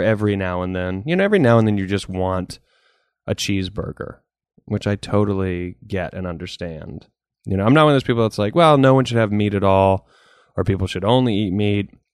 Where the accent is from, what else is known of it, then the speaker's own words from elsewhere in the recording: the South, United States; growing up in the South